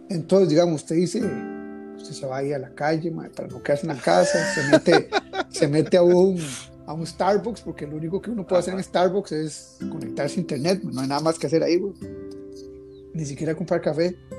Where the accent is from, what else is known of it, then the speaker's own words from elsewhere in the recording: Costa Rica; moved away; los que conocemos como los chinos en Costa Rica, aquí son de indios